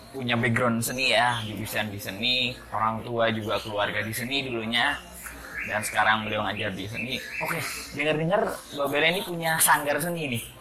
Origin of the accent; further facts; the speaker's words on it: Bumiayu, Central Java, Indonesia; Ya mungkin saya sendiri ini sebagai orang Bumi Ayu, warga Bumi Ayu, lahir di Bumi Ayu, tapi saya nggak kenal seni Bumi Ayu